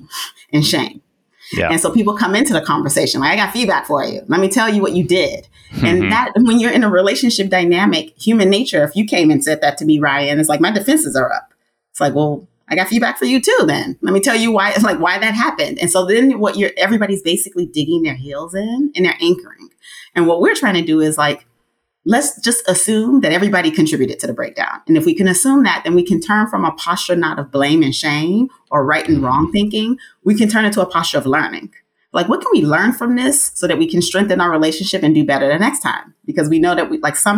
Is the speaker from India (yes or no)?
no; Nigeria; I'm Nigerian.